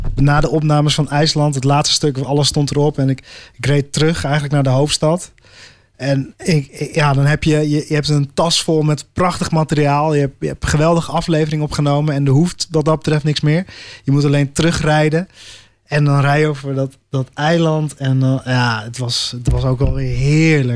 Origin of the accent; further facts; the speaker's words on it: Netherlands; voor ons als Nederlanders